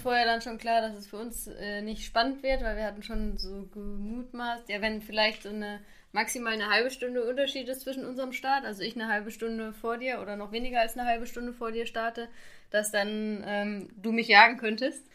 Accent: Xanten, North Rhine-Westphalia, Germany; in Xanten bin ich zur Schule gegangen und deshalb ist das quasi fast meine Heimat

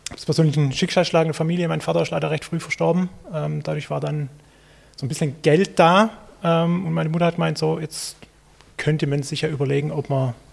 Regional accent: Baden-Württemberg, Germany; ich komme aus der Stuttgarter Gegend. Meine Oma hat in Zuffenhausen gewohnt.

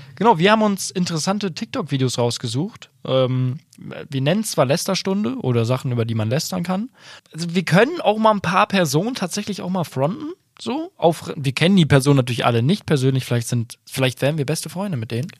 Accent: Bielefeld region, North Rhine-Westphalia, Germany; ich komme ja auch aus der Region

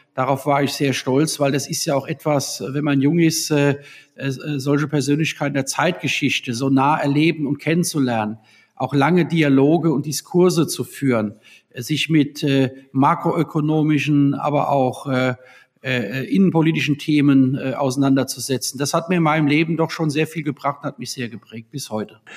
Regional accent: Worms, Rhineland-Palatinate, Germany; Ja, ich bin ja in Worms geboren 1972 und habe ja die längste Zeit meines Lebens auch in Worms und Umland äh, gelebt

